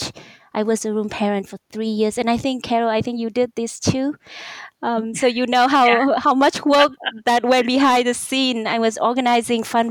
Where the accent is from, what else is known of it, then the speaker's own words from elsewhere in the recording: Vietnam; English is a second language; moved away as an adult; also born or lived in Arizona / Singapore / Luxembourg / United Kingdom; now in Miami, United States; I went back to Vietnam, my home country